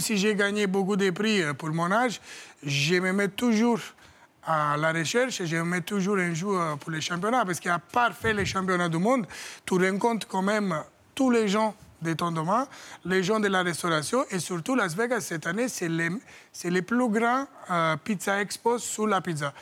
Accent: Italy; French is a second language; moved away as an adult; now in France; j'ai quitté l'Italie à 18 ans

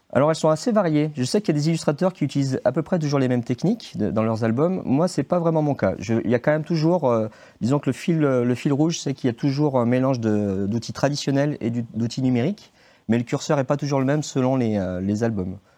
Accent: Saint-Étienne, Auvergne-Rhône-Alpes, France; moved away as an adult; now in Saint-Maurice-en-Gourgois, France; je suis né à Saint-Étienne. J'ai fait mes études à Saint-Étienne

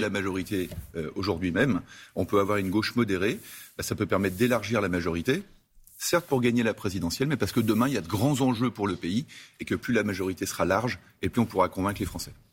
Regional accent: Savoie, Auvergne-Rhône-Alpes, France; en tant que Savoyard

